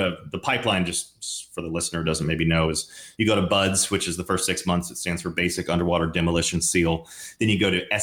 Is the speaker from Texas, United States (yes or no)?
yes; Dallas, Texas, United States; I grew up in Dallas, did my undergrad education at Southern Methodist University